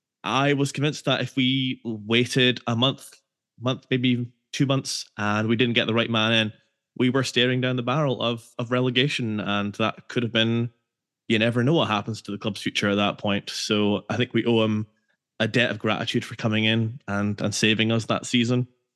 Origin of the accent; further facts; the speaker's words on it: Scotland, United Kingdom; for a generation of a fan growing up in Scotland